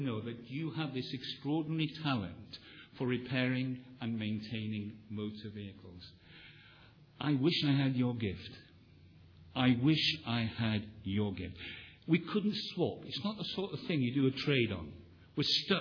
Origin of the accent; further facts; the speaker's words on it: Wales, United Kingdom; I come from Wales, which is still called the land of revivals